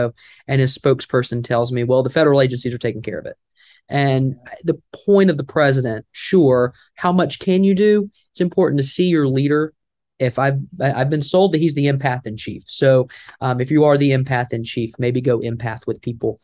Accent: the South, United States; accent: Southern; my Southern accent

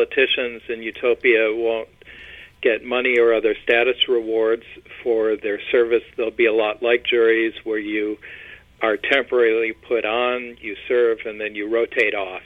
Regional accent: Michigan, United States; moved away; also born or lived in Chicago; I am originally from Michigan, and family on both sides there, back there for generations

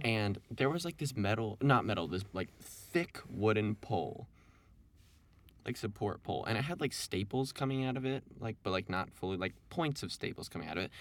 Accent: Evanston, Illinois, United States; I'm from Evanston here

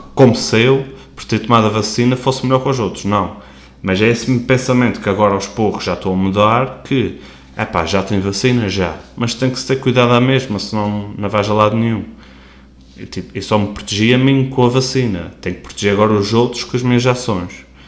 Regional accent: Portugal; como portugueses que somos

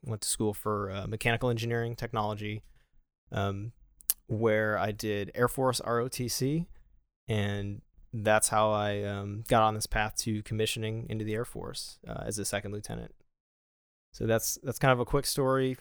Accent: Buffalo, New York, United States; moved away; I am from Buffalo

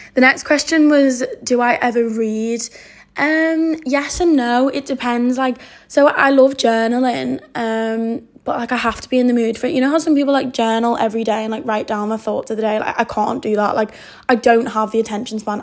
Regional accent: the Wirral, North West England, United Kingdom; I'm from the Wirral

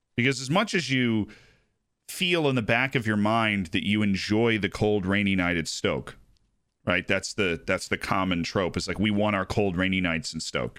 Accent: United States; I'm American

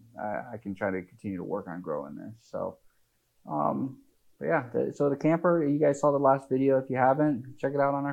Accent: Midwest, United States; we're from the Midwest

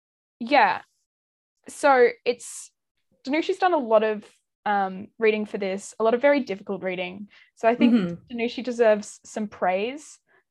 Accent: Northern Ireland, United Kingdom; now in Australia

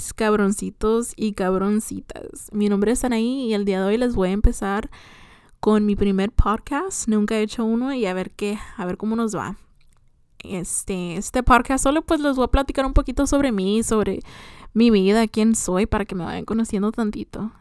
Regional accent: Morelia, Michoacán, Mexico; soy de Morelia, Michoacán

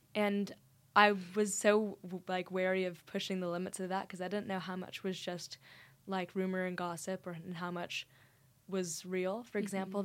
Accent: Dallas, Texas, United States; moved away as an adult; now in St Andrews, United Kingdom; I am from Dallas, Texas

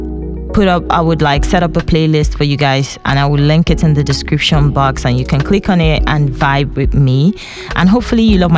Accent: Nigeria; moved away as an adult; now in Dijon, France; I'm a female from Nigeria, but I currently live in France.

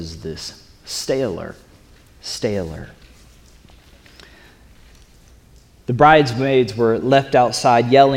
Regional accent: the South, Florida, United States; I'm from the South, and in Florida

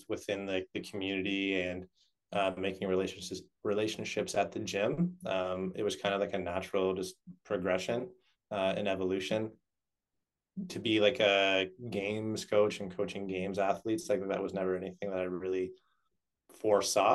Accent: Canada; I grew up playing ice hockey, as most Canadian boys

